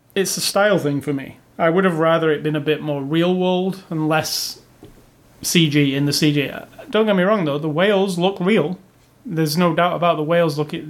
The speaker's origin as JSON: {"language": "English", "region": "England", "country": "United Kingdom", "said": "me as an Englishman"}